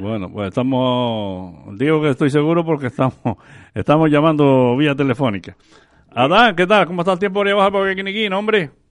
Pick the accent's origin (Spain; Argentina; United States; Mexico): Spain; Canary Islands; a los canarios antes, cuando íbamos para el sur, le decían los rusos